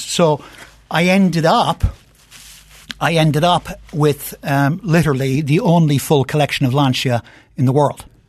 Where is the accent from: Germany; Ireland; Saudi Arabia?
Ireland; moved away as an adult; now in United States; I grew up in Ireland, and, um, uh, in the sixties and seventies